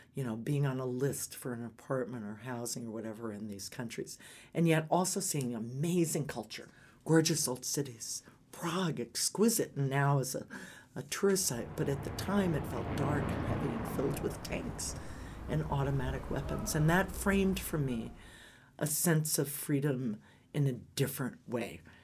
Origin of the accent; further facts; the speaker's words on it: Atlanta, Georgia, United States; also born or lived in Omaha, Nebraska; now in Colorado, United States; I spent my most formative years in Atlanta